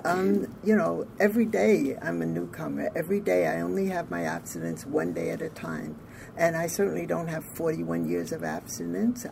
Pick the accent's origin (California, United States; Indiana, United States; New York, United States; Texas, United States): New York, United States; Orange County; I'm from Orange County, New York